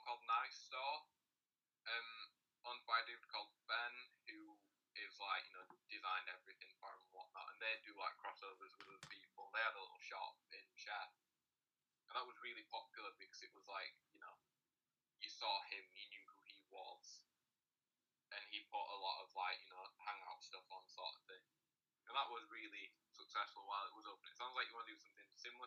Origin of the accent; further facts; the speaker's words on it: Rotherham, Yorkshire and the Humber, United Kingdom; I was born in Rotherham, and I still live in Rotherham